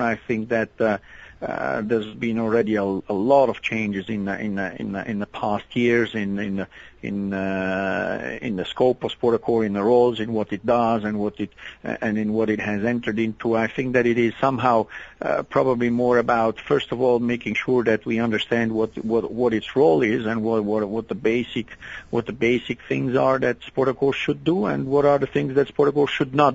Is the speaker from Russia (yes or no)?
no; Italy; now in Switzerland; I grew up in Italy in part, and the basketball club was quite close to my home